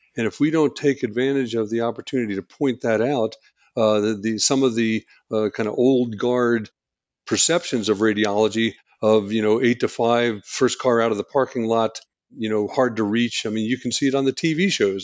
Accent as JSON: {"language": "English", "area": "outside of Philadelphia", "region": "Pennsylvania", "country": "United States", "tie": "born or raised there", "also_born_or_lived": "New Hampshire", "moved": "as an adult", "said": "I grew up outside of Philadelphia"}